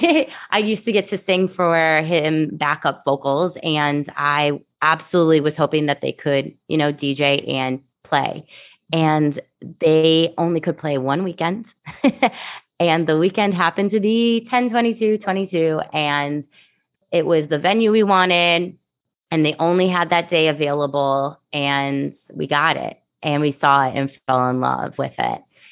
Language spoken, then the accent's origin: English; Wisconsin, United States; moved away as an adult; now in Chicago, United States; I'm from Wisconsin, but I've been living in Chicago for 15 years